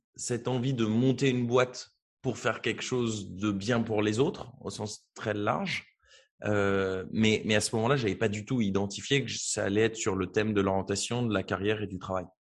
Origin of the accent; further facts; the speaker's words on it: Beauvais, Hauts-de-France, France; Je viens de Beauvais, qui est une petite ville en Picardie